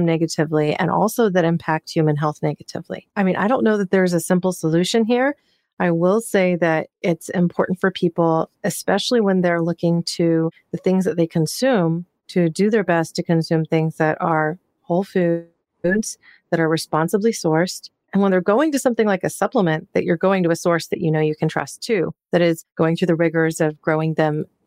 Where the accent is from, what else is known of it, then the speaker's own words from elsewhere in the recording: Pacific Northwest, United States; I'm from the Pacific Northwest. I grew up there